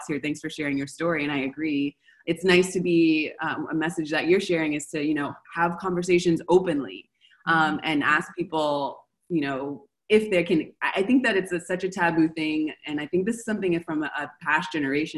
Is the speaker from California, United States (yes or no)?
yes; Los Angeles, California, United States; moved away as an adult; now in Argentina; I'm in Argentina right now, and I'm from Los Angeles